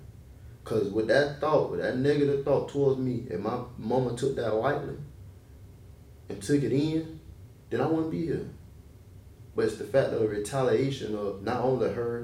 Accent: Gadsden County, Florida, United States; moved away; I'm from Gaston County. It's right outside of Tallahassee, yeah.

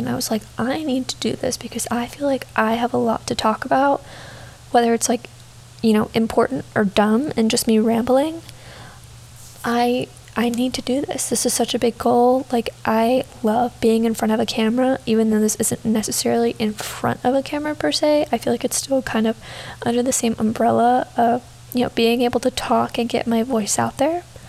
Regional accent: Texas, United States; moved away as an adult; now in New York City, United States; I am from Texas. I grew up in Texas from the time I was 3 to now, and I now attend college in New York City

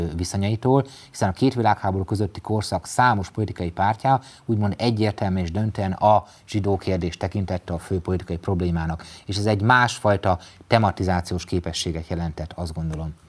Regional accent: Mezőtúr, Jász-Nagykun-Szolnok, Hungary; egy kisvárosból, mezőtúról származom

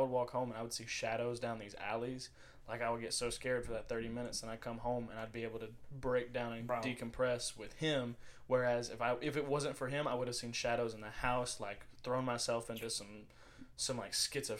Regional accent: New Jersey, United States; accent: Jersey accent; I'll pull out one where I start talking in my Jersey accent.

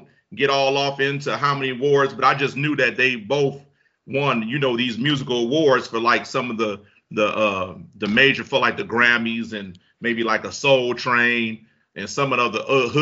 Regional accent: Detroit, Michigan, United States; I come from Detroit

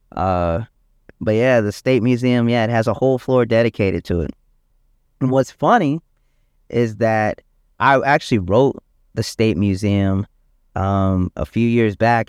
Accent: South Carolina, United States; moved away as an adult; also born or lived in Detroit, Michigan / Richland County, South Carolina; now in Virginia, United States; I was born in Detroit, Michigan, uh, but moved down to South Carolina when I was around seven years old, um, and was raised there

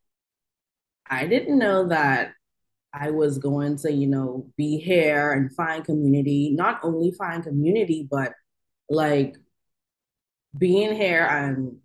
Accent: Bahamas; now in Oklahoma City, United States; I am from the Bahamas. I recently reside in Oklahoma City.

